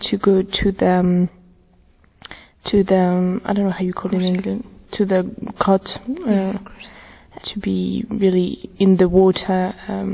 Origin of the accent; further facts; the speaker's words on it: France; I'm from France, I'm 22 years old